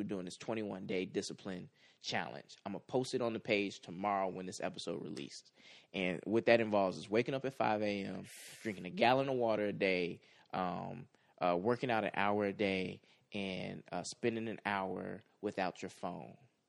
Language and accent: English; Midwest, United States; I'm from the Midwest.